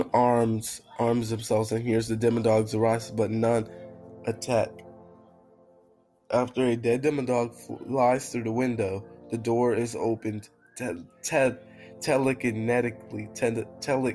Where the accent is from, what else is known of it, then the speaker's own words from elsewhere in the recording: United Kingdom; I'm British.